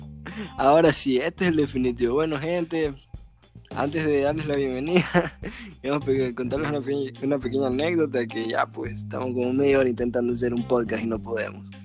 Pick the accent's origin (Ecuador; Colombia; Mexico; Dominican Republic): Ecuador; como humano ecuatoriano